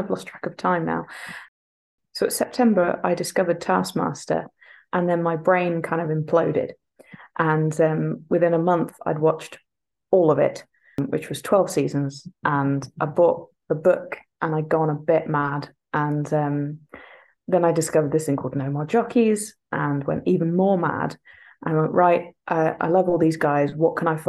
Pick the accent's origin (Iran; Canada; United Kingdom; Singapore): United Kingdom; England; now in Scotland; I'm from England. I've moved to Scotland and they have grudgingly accepted me.